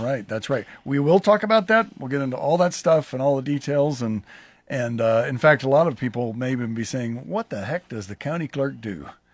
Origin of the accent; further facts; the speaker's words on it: Lincoln, Nebraska, United States; I grew up in Southwest Lincoln